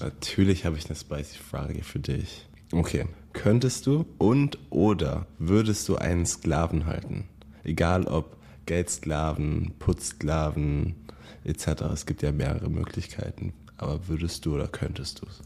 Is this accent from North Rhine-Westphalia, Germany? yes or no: no; Bayreuth, Bavaria, Germany; moved away as an adult; also born or lived in San Francisco area, United States; Ich komme ja aus Bayreuth